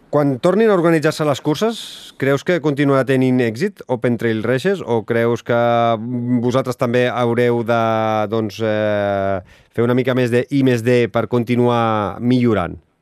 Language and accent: Catalan; Sabadell, Catalonia, Spain; sóc de Sabadell